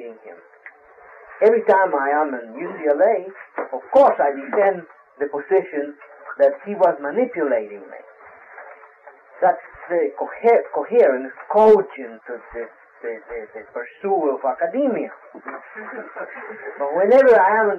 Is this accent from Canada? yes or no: no; Brazil; moved away; I'm from Brazil. I was born in Brazil. My grandparents are Italian